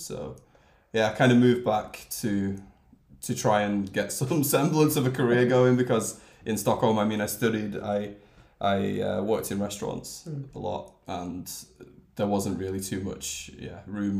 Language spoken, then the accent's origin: English; Bolton, North West England, United Kingdom; like for every Swedish person that asks me, I say I'm from Manchester